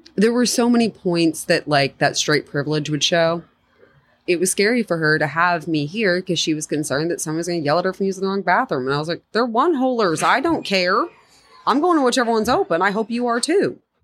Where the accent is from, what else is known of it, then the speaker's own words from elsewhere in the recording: Oklahoma, United States; growing up in Oklahoma